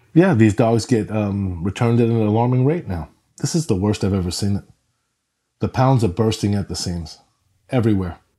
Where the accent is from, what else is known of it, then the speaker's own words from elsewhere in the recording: New York, United States; I grew up in New York in an apartment